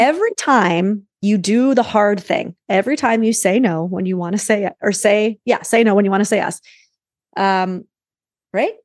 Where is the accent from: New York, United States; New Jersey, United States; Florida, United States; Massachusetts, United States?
New York, United States; I'm a New Yorker